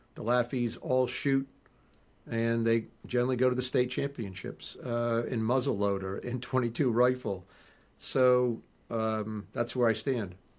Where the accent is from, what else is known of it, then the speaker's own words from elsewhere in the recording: Rhode Island, United States; also born or lived in New England / Maine / Boston; now in New Hampshire, United States; I'm from Rhode Island